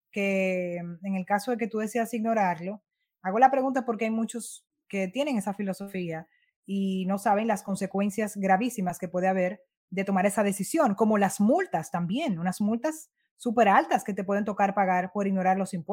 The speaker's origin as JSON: {"language": "Spanish", "country": "Dominican Republic"}